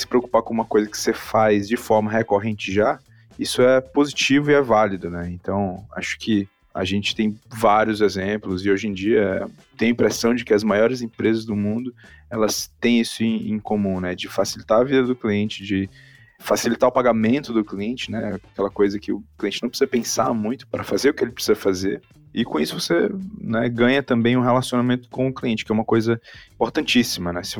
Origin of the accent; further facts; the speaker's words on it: Manaus, Amazonas, Brazil; also born or lived in Fortaleza; now in São Paulo, Brazil; Eu sou de Manaus, morei muito tempo em Fortaleza e morei em São Paulo, agora estou entre lugares, oficialmente moro em São Paulo ainda